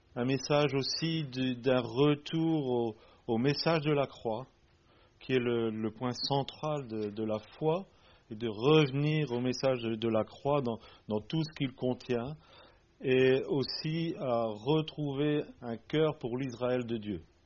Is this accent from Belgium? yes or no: yes; Belgium; Nous venons de Belgique, mais nous sommes un couple franco-belge.